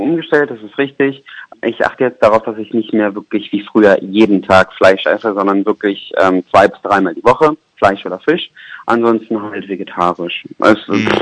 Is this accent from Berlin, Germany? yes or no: yes; Berlin, Germany; moved away as an adult; now in Düsseldorf, Germany; ich komme aus Berlin